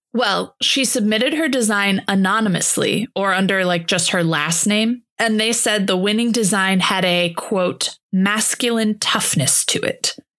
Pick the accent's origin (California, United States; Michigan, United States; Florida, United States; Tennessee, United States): Michigan, United States; Holland; I grew up in Holland, Michigan